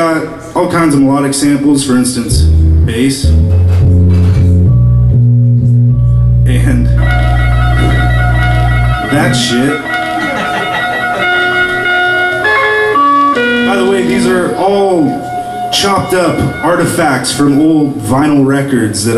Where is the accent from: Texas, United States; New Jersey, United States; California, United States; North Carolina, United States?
California, United States; Oakland; moved away; I'm a producer from Oakland, California